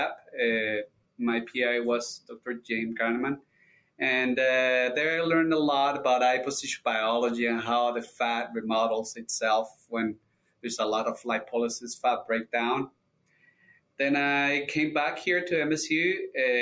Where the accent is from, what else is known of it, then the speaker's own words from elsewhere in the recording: Colombia; moved away as an adult; now in Michigan, United States; I'm originally from Colombia. I received my DVM down there at the Universidad Nacional de Colombia.